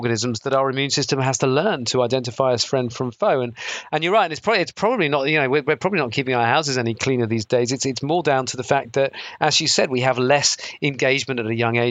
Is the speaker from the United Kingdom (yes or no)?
yes; South Devon, South West England, United Kingdom; I grew up in South Devon